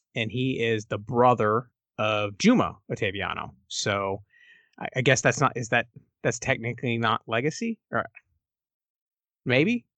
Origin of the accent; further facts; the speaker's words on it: Texas, United States; as a Texan